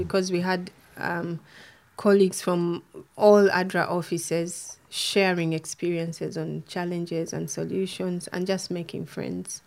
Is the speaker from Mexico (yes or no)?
no; Kampala, Central Region, Uganda; moved away as an adult; now in Canada; I'm from Uganda, born and raised in Kampala, the capital